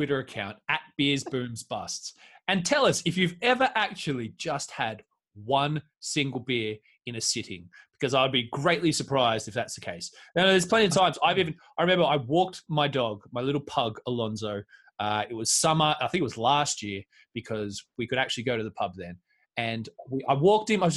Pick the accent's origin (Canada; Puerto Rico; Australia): Australia; now in West Midlands, United Kingdom; I'm Australian